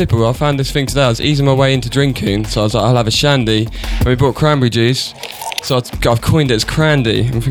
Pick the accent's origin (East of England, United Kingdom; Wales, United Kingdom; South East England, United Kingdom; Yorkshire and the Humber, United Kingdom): South East England, United Kingdom; Tunbridge Wells; also born or lived in West Norwood, London; now in London, United Kingdom; Tunbridge Wells originally, but now I'm living in West Norwood.